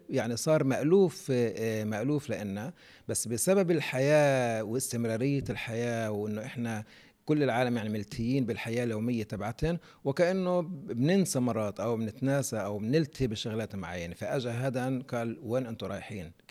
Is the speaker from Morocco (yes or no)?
no; Palestine; إحنا كشعب فلسطيني فاقدين هذه الأرضية